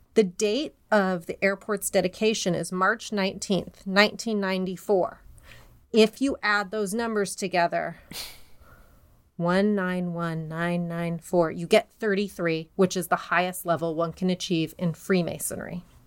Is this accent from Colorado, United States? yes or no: yes; Denver, Colorado, United States; my hometown's airport, D